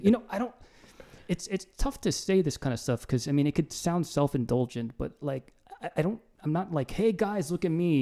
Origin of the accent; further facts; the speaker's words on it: New Jersey, United States; I'm from Jersey.